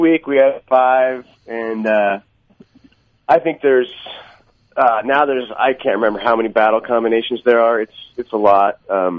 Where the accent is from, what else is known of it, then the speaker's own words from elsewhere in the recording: United States; I'm an American